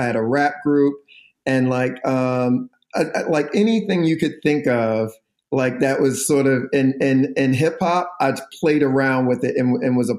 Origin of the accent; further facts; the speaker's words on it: Philadelphia, Pennsylvania, United States; growing up in Philly, it was like a very formative situation